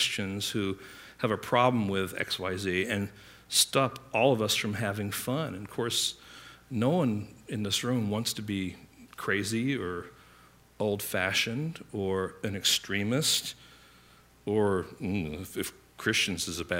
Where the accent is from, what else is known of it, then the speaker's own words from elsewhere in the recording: England, United Kingdom; I grew up in England